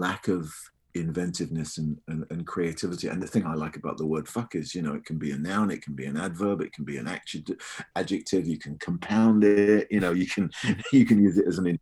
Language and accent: English; United Kingdom; I'm British